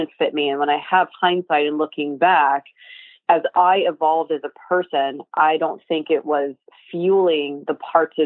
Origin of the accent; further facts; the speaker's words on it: New York, United States; I grew up in New York